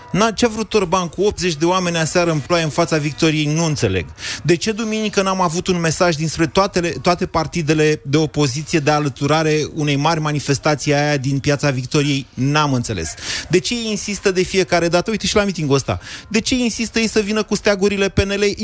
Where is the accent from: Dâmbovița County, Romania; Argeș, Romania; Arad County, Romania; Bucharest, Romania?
Arad County, Romania; Arad; arătean, am trăit